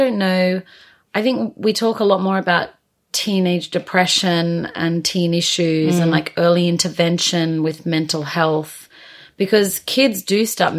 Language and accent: English; Australia; now in United Kingdom; being an Australian coming to the UK